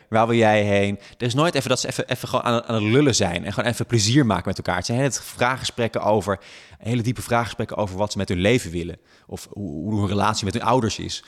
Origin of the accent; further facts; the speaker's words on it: Friesland, Netherlands; now in Amsterdam, Netherlands; ik kom oorspronkelijk uit Friesland